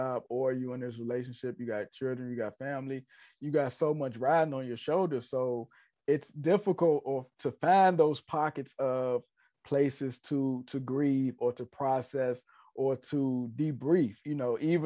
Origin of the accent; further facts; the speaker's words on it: Richmond, Virginia, United States; I'm from Richmond